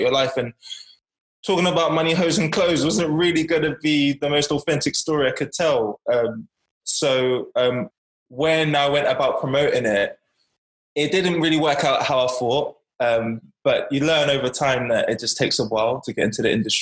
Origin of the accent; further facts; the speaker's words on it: Bournemouth, South West England, United Kingdom; also born or lived in Hackney, London; fostered in Bournemouth from 8 years old.